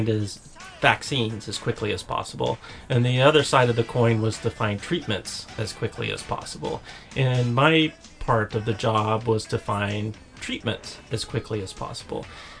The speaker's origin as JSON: {"language": "English", "town": "Chattanooga", "region": "Tennessee", "country": "United States", "tie": "born or raised there", "moved": "yes"}